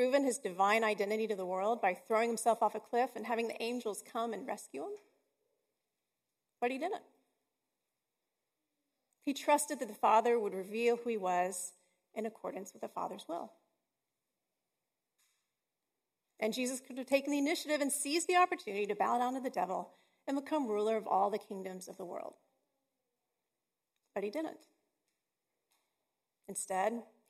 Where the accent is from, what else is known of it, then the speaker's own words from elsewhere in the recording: Texas, United States; I'm from Texas